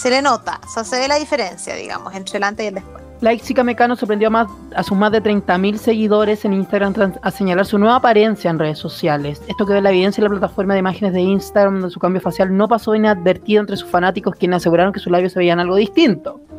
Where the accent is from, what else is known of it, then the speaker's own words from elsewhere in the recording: Chile; porque es lo primordial durante esta etapa difícil que hemos vivido como chilenos.